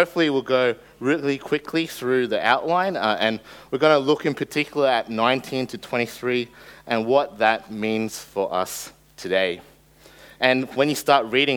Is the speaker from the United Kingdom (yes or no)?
no; Australia; first language English; growing up in Australia